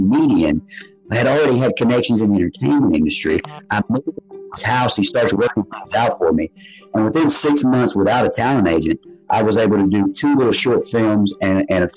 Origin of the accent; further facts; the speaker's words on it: South Arkansas, United States; moved away as an adult; I come from an area where that is poverty stricken down in South Arkansas.